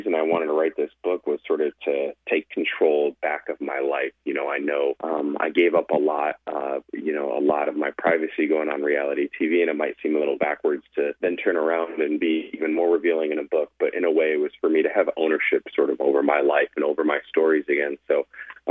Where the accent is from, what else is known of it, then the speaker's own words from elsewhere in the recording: Peoria, Illinois, United States; now in Los Angeles, United States; I'm a kid from Illinois who somehow ended up living